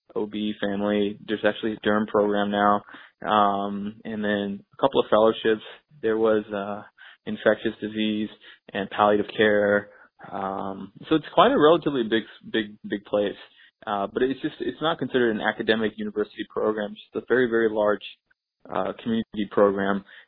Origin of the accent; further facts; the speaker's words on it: Texas, United States; moved away as an adult; also born or lived in Shreveport, Louisiana / Houston, Texas / India / New York; now in Michigan, United States; growing up in Texas